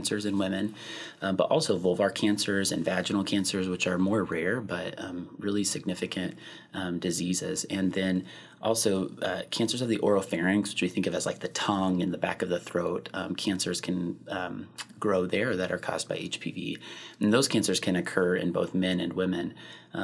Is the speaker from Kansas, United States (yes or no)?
yes; Kansas, United States; moved away as an adult; also born or lived in Oklahoma; now in Madison, United States; I'm originally from Kansas and did my training in Oklahoma, and then I came up here following residency